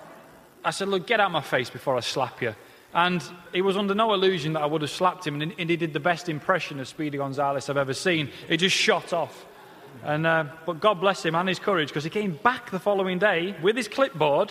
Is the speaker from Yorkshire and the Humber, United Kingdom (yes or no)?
yes; Leeds, Yorkshire and the Humber, United Kingdom; accent: Peter Kay-ish twang; I'm obviously not a southerner, as you can tell by the Peter Kay-ish twang to my voice. I'm from the north. I grew up just outside Leeds.